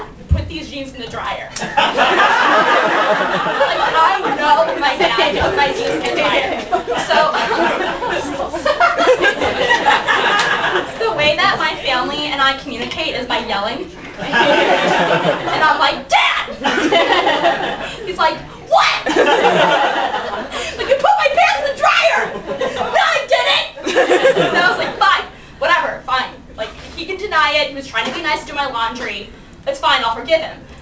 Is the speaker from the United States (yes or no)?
yes; Chicago suburb, Illinois, United States; moved away as an adult; now in Chapel Hill, United States; I'm from Chicago, but really a suburb